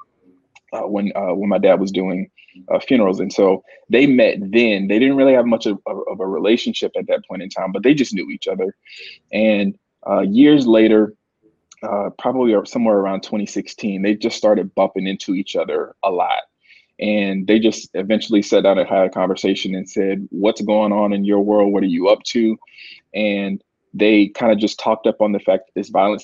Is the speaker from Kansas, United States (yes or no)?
no; Columbus, Georgia, United States; moved away; I'm from Columbus, and I've been back in Columbus a couple of years now